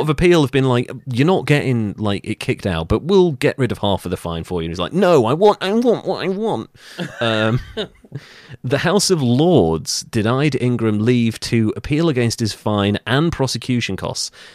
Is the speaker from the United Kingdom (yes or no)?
yes; Wales, United Kingdom; I'm Welsh